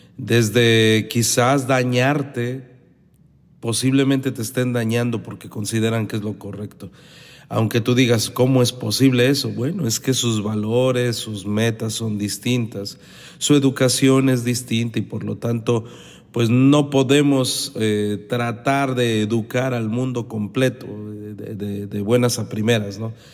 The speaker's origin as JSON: {"language": "Spanish", "town": "Los Mochis", "region": "Sinaloa", "country": "Mexico", "said": "en la ciudad pequeñita de donde yo vengo, que es Los Mochis, Sinaloa"}